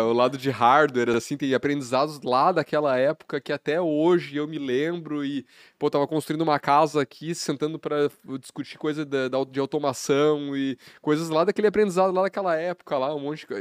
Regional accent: Carazinho, Rio Grande do Sul, Brazil; moved away as an adult; also born or lived in Passo Fundo; eu nasci no Rio Grande do Sul

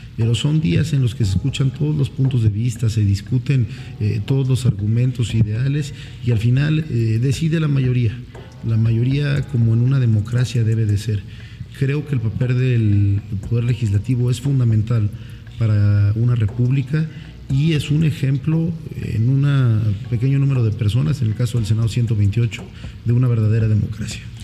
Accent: Oaxaca de Juárez, Oaxaca, Mexico; also born or lived in Tuxtepec; nazco aquí en la ciudad de Oaxaca de Juárez un 2 de junio de 1988

